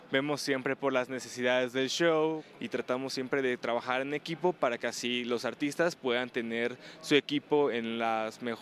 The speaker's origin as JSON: {"language": "Spanish", "country": "Mexico", "tie": "born there", "said": "estar aquí en México, en mi país, en el país donde nací, todo es algo increíble"}